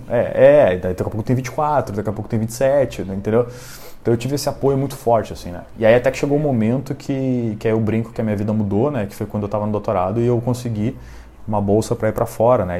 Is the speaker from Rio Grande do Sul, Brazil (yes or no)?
yes; Alvorada, Rio Grande do Sul, Brazil; now in Porto Alegre, Brazil; eu sou criado em Alvorada, né, que é, para quem não conhece a região metropolitana aqui de Porto Alegre